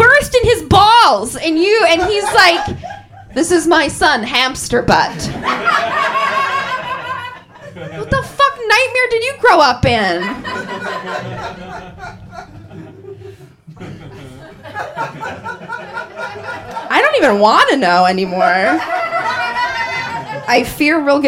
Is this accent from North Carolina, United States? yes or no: no; Wisconsin, United States; moved away; I grew up in Wisconsin, I'm sorry, and there, growing up in Wisconsin from, like, sixth grade